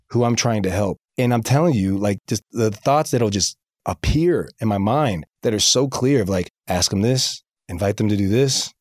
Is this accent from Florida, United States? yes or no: yes; Tallahassee, Florida, United States; now in Springville, United States; I'm from the South